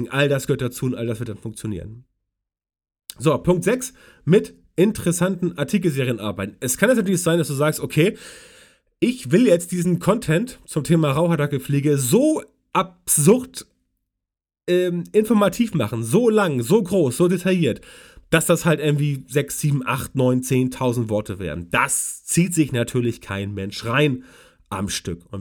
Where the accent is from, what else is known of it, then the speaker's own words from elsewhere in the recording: West Germany, Germany; weil ich komme aus Westdeutschland und weiß es deswegen nicht genau.